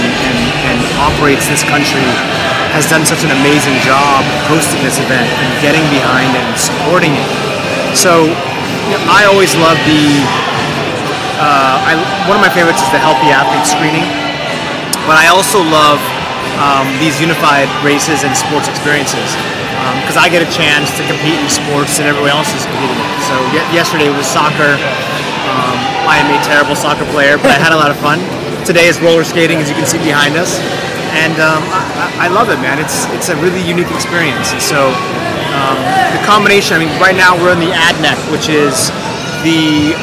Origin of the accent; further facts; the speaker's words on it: Seattle, Washington, United States; I'm from Washington State, from Seattle